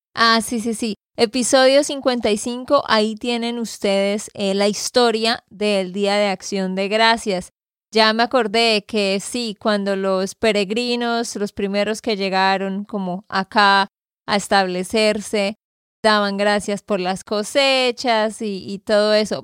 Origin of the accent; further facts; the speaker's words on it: Santander, Colombia; de Santander, Colombia